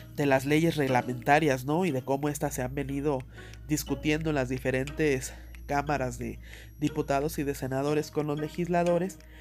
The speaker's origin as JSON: {"language": "Spanish", "country": "Mexico", "said": "como mexicanos"}